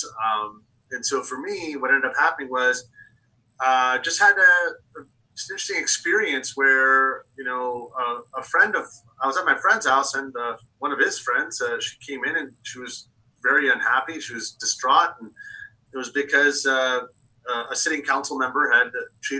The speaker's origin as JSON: {"language": "English", "town": "Foster City", "region": "California", "country": "United States", "tie": "born or raised there", "said": "I was raised in Foster City. So this is my village."}